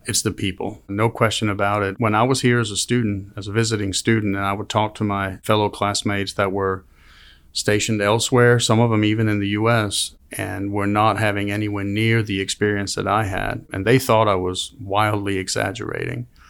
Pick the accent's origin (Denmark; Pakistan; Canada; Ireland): Denmark; moved away as an adult; also born or lived in Copenhagen, Denmark; now in Auburn, United States; I grew up in a small town called Gena in Denmark, so a town of six hundred people